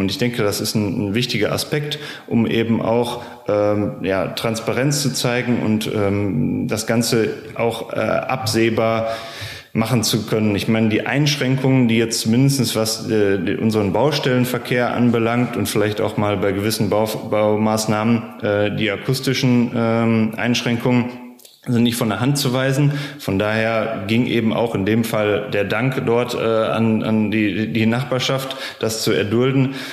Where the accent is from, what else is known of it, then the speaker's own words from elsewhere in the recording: Bochum, North Rhine-Westphalia, Germany; Ich komme selbst aus Bochum.